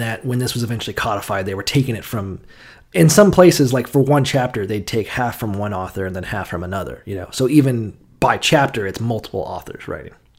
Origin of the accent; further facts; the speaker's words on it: the South, United States; moved away; growing up in the South, as I did, at least for some of the time